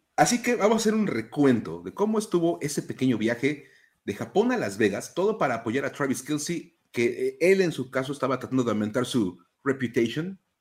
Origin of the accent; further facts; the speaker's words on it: Mexico; como mexicanos